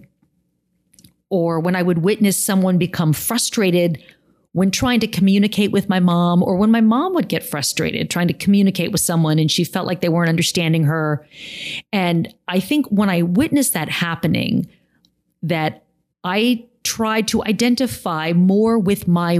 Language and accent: English; San Jose, California, United States; living in the house that I grew up in San Jose, California.